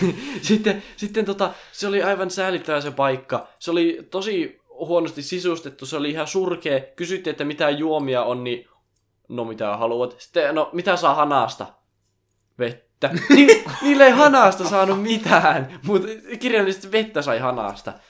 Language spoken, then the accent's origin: Finnish; Finland; mä oon Suomesta